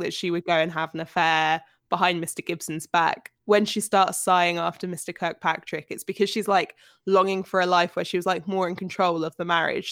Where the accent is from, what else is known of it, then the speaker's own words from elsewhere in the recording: United Kingdom; by my virtue of being British